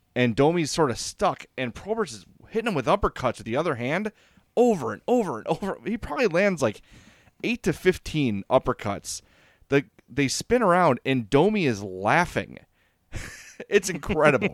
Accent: Oak Lawn, Illinois, United States; I grew up in Oak Lawn.

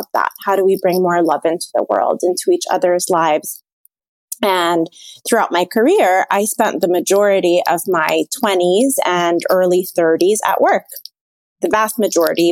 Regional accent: Abu Dhabi, United Arab Emirates; now in Washington, D.C., United States; I'm an Egyptian who was born and raised in Abu Dhabi in the United Arab Emirates, and I have lived now in DC for 10 years

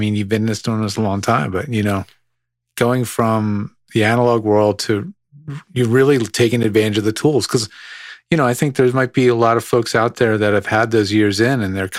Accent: Philadelphia, Pennsylvania, United States; that's my hometown.

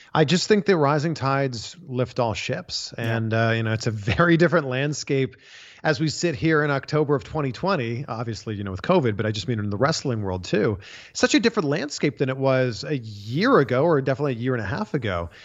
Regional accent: Canada; growing up in Canada, a lot of hockey on TV

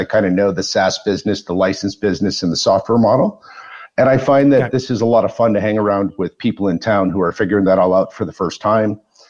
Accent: Wisconsin, United States; I grew up in Wisconsin, which is a farm community

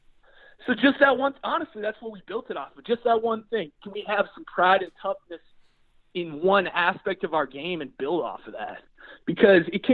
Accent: Green Bay, Wisconsin, United States; I was born and raised in Green Bay, Wisconsin

